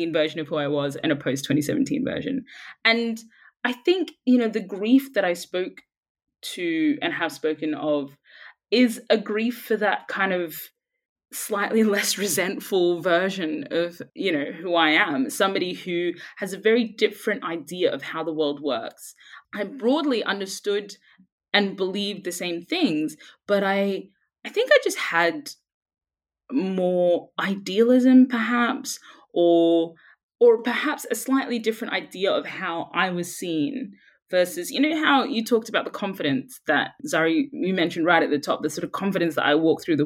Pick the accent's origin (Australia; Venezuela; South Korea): Australia; Brisbane, Queensland; moved away as an adult; also born or lived in Sudan; now in London, United Kingdom; I grew up in Brisbane